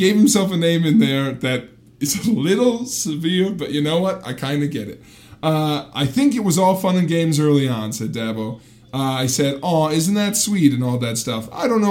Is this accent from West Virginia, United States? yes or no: yes; West Virginia, United States; Are you kidding me? I grew up in West Virginia. If you worry about snakes, you can't do anything.